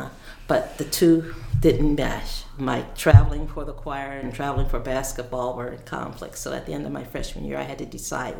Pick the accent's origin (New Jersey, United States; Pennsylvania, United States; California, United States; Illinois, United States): Pennsylvania, United States; Philadelphia; I grew up in Philadelphia